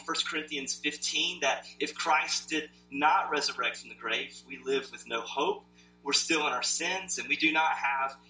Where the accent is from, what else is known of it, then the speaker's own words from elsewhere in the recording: Rocky Mount, North Carolina, United States; accent: southern; moved away as an adult; also born or lived in upstate New York; I grew up in Rocky Mount